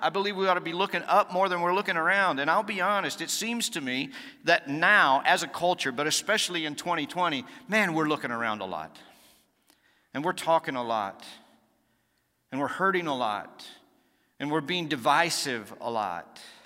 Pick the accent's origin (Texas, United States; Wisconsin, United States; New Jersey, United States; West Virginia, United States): Texas, United States; Dallas; also born or lived in Nacogdoches, Texas; I grew up in Dallas, Texas, so not too far from here. Uh, spent a few years in, uh, East Texas in a little town called Nacogdoches, Texas, and, uh, came back to Dallas, graduated high school